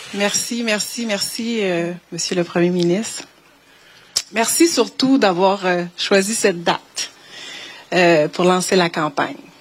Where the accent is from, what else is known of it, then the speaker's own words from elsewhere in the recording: Longueuil, Quebec, Canada; là où j'ai grandi